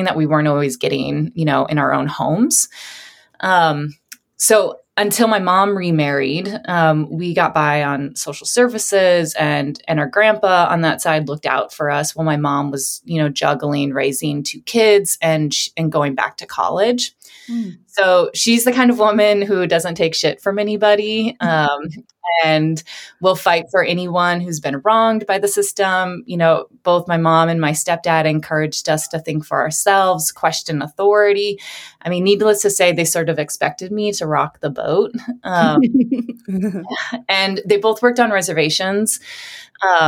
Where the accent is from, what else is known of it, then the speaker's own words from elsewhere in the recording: South Dakota, United States; moved away as an adult; I returned home to South Dakota after college.